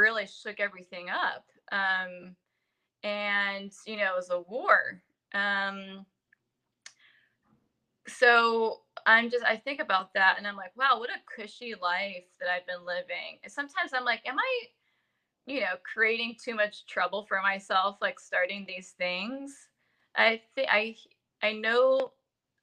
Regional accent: San Jose, California, United States; I was born in San Jose, California

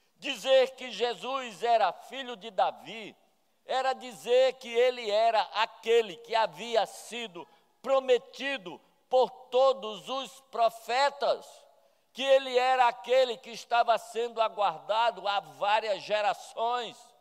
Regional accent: Campina Grande, Paraíba, Brazil; also born or lived in Sobral, Ceará; sou de Sobral e cresci em Campina Grande

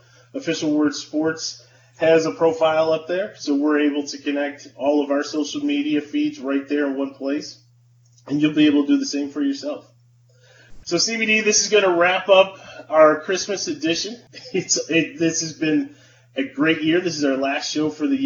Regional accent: Buffalo, New York, United States; growing up in Buffalo, being able to listen to Jeanneret

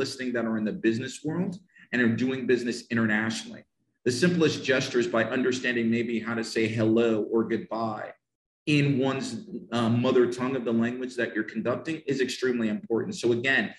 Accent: United States; I'm from the United States of America

